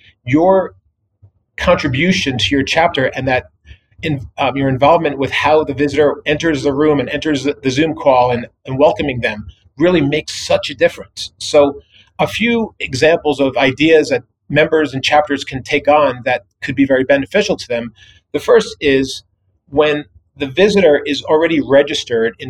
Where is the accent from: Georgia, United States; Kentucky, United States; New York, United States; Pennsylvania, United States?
New York, United States; moved away; I grew up back east in New York